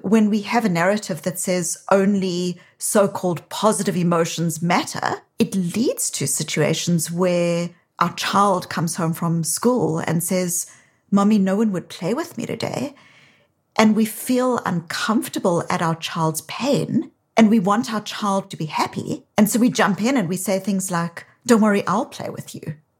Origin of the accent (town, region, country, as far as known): South Africa; accent: South African; now in Boston, United States